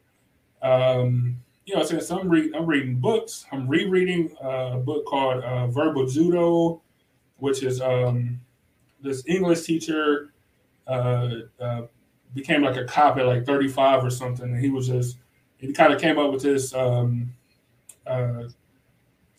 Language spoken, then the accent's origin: English; Cleveland, Ohio, United States; accent: Cleveland; because of my Cleveland accent